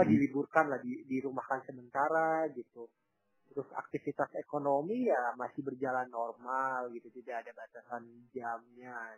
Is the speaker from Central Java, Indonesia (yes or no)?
no; Papua, Indonesia; ada di luar Papua pada umumnya gitu. Di sini tuh harus jalan kaki. Bayangkan kalau saya tuh ke desa, desa saya tuh ya masih sedikit dekat lah dengan kota gitu.